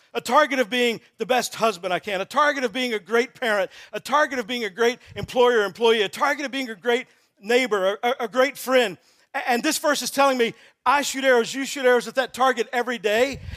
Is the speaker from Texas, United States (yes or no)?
yes; Texas, United States; I'm from Texas